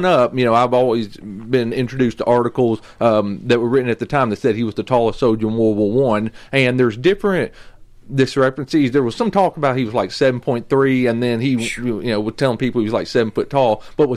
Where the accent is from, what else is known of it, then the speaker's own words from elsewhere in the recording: Nashville, Tennessee, United States; I'm a Tennessee Christian conservative, born and raised in Nashville